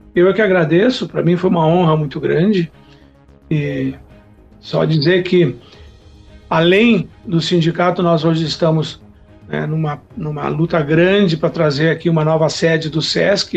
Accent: Faxinal do Soturno, Rio Grande do Sul, Brazil; also born or lived in Horizontina / Restinga Sêca; now in Santa Maria, Brazil; Me criei em Faixão Soturno, depois Restinga, apesar de ser nascido em Horizontina, mas eu estudei toda a minha vida aqui na Quarta Colônia

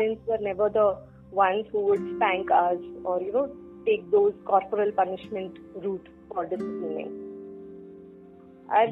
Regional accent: Mumbai, Maharashtra, India; So I'm based from Bombay. Born, brought up, married, schooling, everything done in Bombay.

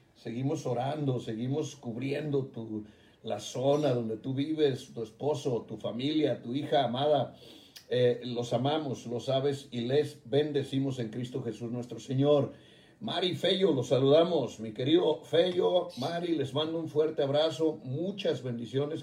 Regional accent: Jalisco, Mexico; mi tierra, Jalisco

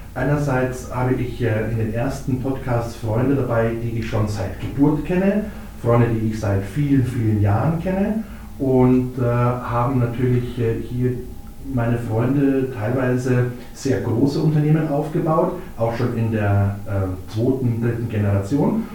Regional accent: Ingolstadt, Bavaria, Germany; also born or lived in Munich; Ingolstädter durch und durch. War auch mal vier Jahre in München, aber ähm, bin immer wieder gerne zurückgekommen und dann äh, ist man auch gerne wieder in Ingolstadt, wenn man mal woanders war. Als also gebürtiger Ingolstädter

